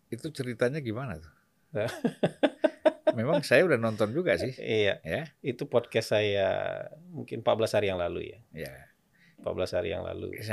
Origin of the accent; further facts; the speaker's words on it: Aceh, Indonesia; Kampung saya Aceh